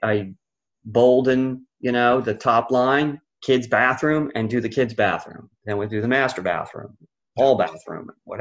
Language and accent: English; Philadelphia, Pennsylvania, United States; I was raised in Philly